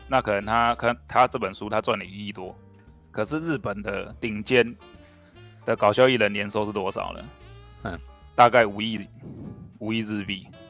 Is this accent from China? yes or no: no; Taiwan; 我们台湾人